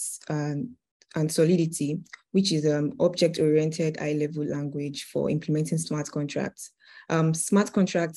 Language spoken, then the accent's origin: English; Osun, Nigeria; now in Dubai, United Arab Emirates; I'm from Osun State in Nigeria, but I'm based in Dubai.